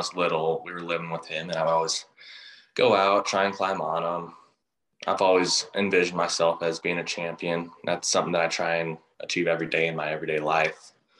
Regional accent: Deer Trail, Colorado, United States; also born or lived in North Pole, Alaska; I'm 16. I'm from Deer Trail, Colorado.

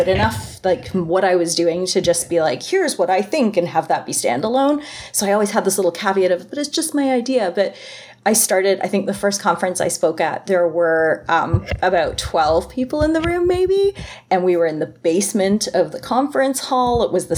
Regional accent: Waterdown, Ontario, Canada; I'm from Ontario, Canada, Waterdown, Ontario, Canada.

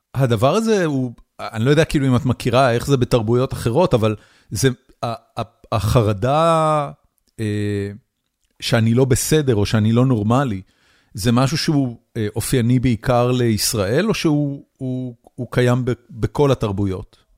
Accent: Israel; moved away as an adult; now in United States; אני גדלתי בישראל בשנות ה-70, 80 ואחרי זה 90

